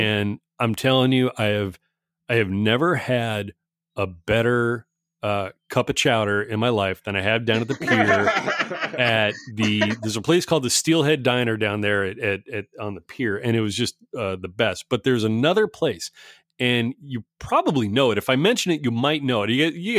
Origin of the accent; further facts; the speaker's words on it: East Coast, United States; born there; now in California, United States; I was born on the East Coast and moved to a couple of places on the way out to, you know, California. But I've been here forever.